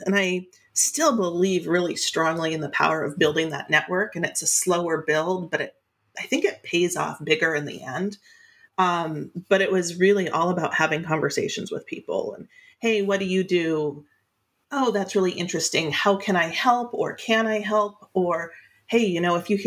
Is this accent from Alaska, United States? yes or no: yes; Alaska, United States; I grew up in Alaska in a really small touristy town.